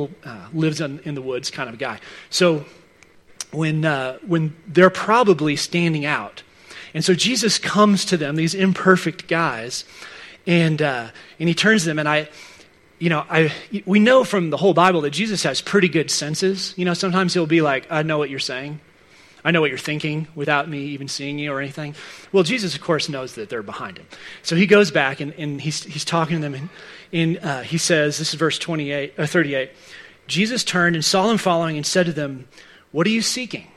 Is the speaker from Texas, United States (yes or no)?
yes; Dallas, Texas, United States; moved away; I grew up in Dallas